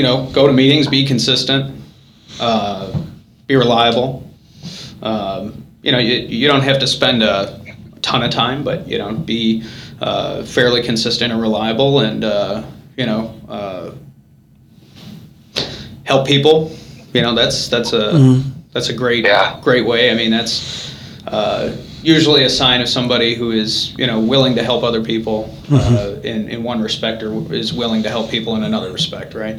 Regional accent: Lake County, Indiana, United States; now in Valparaiso, United States; we grew up in Lake County

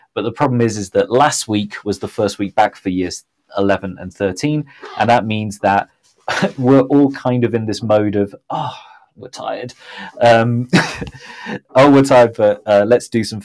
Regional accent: Southampton, South East England, United Kingdom; now in Mexico City, Mexico; my hometown of Southampton

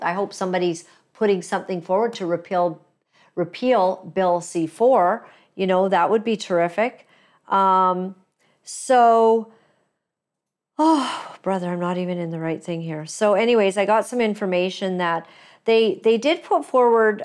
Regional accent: Canada; as a Canadian, as a woman, as a Christian

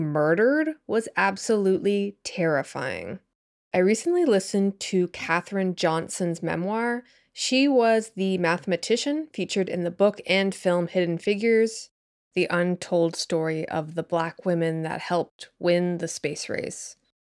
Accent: Canada; I'm also Canadian

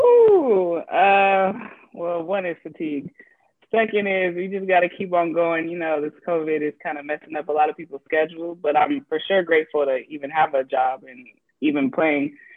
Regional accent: Arizona, United States; moved away as an adult; also born or lived in Oregon; I'm from Arizona

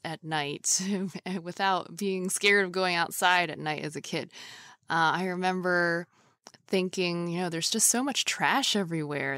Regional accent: New York City, New York, United States; I grew up in New York City

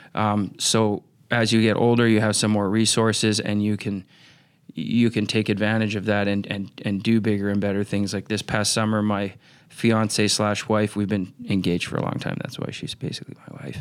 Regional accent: Vancouver, British Columbia, Canada; moved away; also born or lived in Minnesota; growing up in Vancouver, British Columbia, because you're on the coast

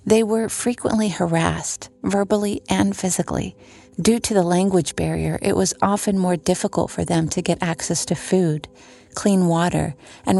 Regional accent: Rio Grande Valley, Texas, United States; attorney, advocate, born and raised in the Rio Grande Valley

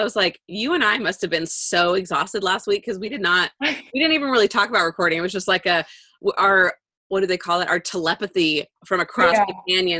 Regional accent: Bakersfield, California, United States; moved away as an adult; now in Cayucos, United States; I'm from Bakersfield, California. So I was the quote Valley girl, the Central Valley. Now I'm a coastal. I'm a coastie. I am an official local.

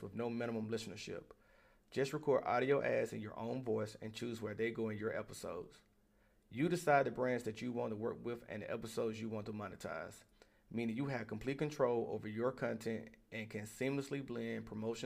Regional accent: Birmingham, Alabama, United States; moved away as an adult; I'm from Birmingham, Alabama. I joined the military at 18

